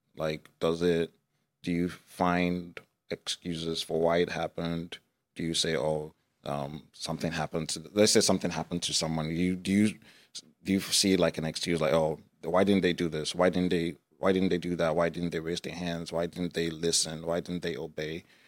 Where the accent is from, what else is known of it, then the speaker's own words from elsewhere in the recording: Nigeria; also born or lived in United States; now in Iowa, United States; I was born in Nigeria and raised for a few years there before moving to the United States.